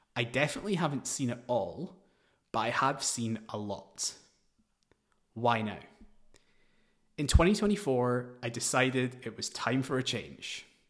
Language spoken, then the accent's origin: English; Glasgow, Scotland, United Kingdom; moved away as an adult; also born or lived in New Delhi / London; I was born in Glasgow, Scotland. After a few years, we moved to New Delhi, but my parents moved us back for a better education. I played tennis and cricket for Scotland in my teens